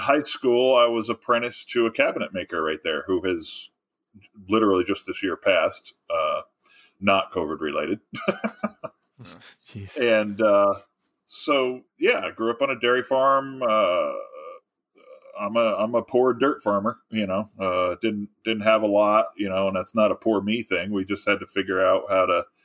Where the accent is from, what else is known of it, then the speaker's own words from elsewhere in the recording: New York, United States; I graduated with a Regents diploma